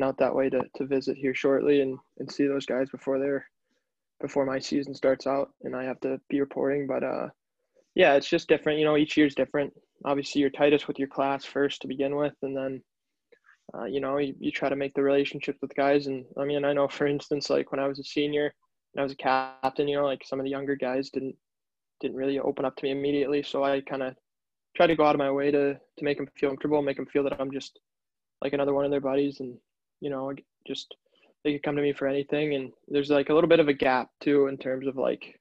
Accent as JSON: {"language": "English", "town": "Chicago", "region": "Illinois", "country": "United States", "tie": "born or raised there", "also_born_or_lived": "Boston", "moved": "yes", "said": "growing up in Chicago"}